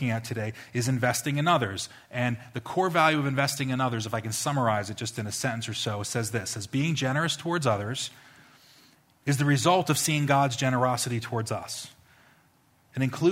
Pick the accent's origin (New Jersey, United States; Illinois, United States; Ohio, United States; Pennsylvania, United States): New Jersey, United States; I'm from New Jersey